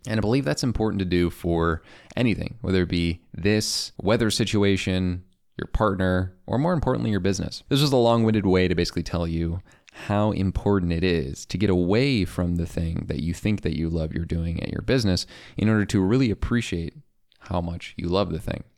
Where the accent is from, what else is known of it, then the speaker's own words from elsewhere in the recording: Chicago, Illinois, United States; I grew up in Chicagoland in the South Suburbs, and now I live in the city